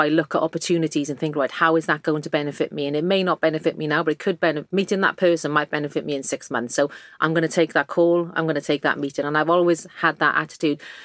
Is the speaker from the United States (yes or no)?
no; South Wales valleys, United Kingdom; accent: Welsh; moved away; I grew up in the South Wales valleys in a working class mining village